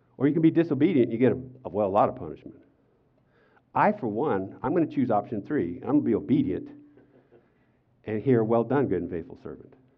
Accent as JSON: {"language": "English", "country": "United States", "said": "I'm an American"}